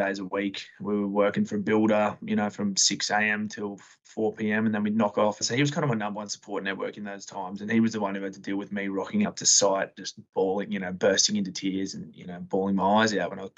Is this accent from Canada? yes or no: no; Sydney, New South Wales, Australia; now in Brisbane, Australia; I'm from Western Sydney